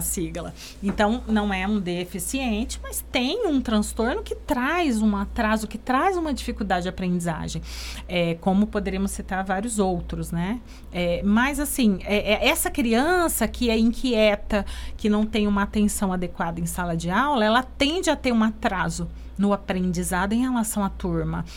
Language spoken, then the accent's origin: Portuguese; Brazil; nós três somos de Ribeirão